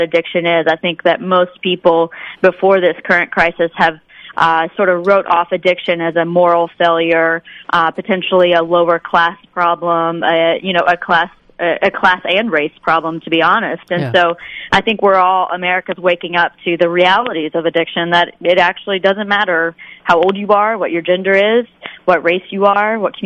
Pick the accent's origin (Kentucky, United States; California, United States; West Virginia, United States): West Virginia, United States; southern; I grew up in West Virginia, specifically in southern West Virginia